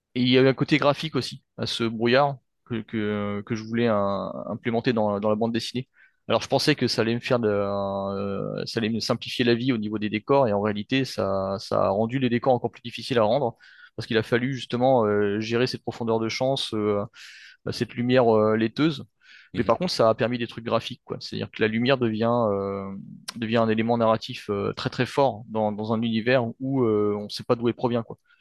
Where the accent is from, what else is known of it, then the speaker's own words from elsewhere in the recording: France; je suis d'origine vietnamienne, mais bon, euh, j'ai grandi en France et, euh, je, me sens français